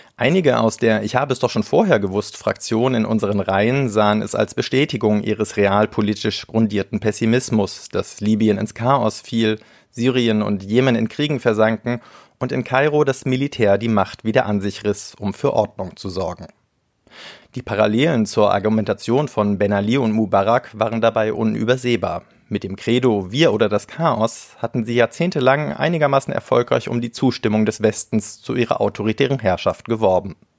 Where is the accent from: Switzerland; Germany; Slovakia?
Germany; wir als Deutsche